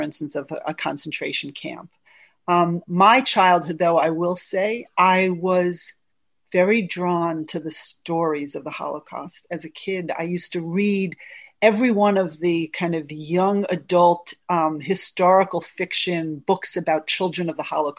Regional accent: United States; My whole growing up in the United States

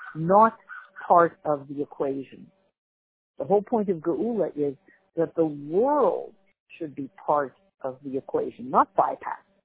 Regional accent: Canada; as a Canadian

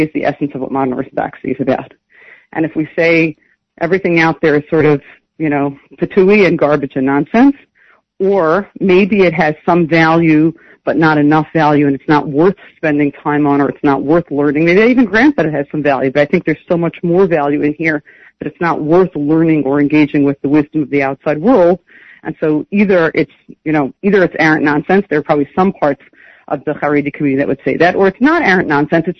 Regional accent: New York City, New York, United States; also born or lived in Riverdale; I grew up in Brooklyn. I grew up in a yeshivish community in Brooklyn

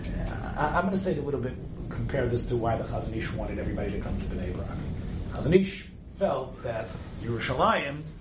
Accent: Memphis, Tennessee, United States; When I was growing up in Memphis

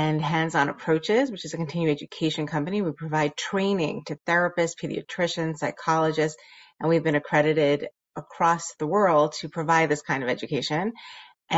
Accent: New York City, New York, United States; growing up in Borough Park

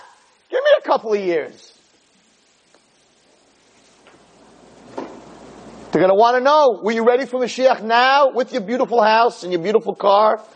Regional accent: United States; We're Americans. We have American passports

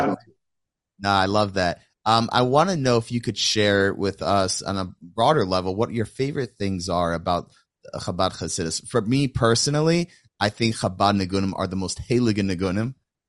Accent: Lakewood, New Jersey, United States; You got me nervous because I came from Lakewood

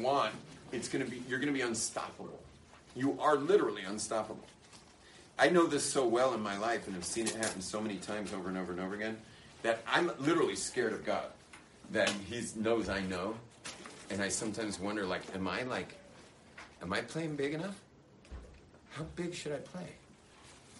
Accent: California, United States; moved away; I was obviously born in California, but what am I still doing being so Californian?

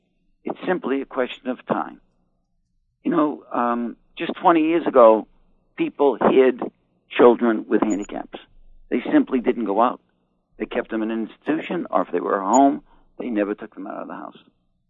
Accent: Boston, Massachusetts, United States; moved away; also born or lived in New York; I come from Boston

